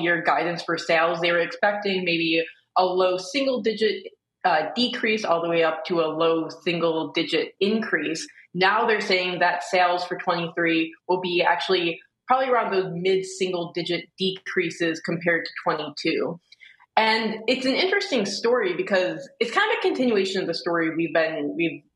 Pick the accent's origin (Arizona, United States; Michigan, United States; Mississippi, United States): Michigan, United States; Detroit; I grew up in Metro Detroit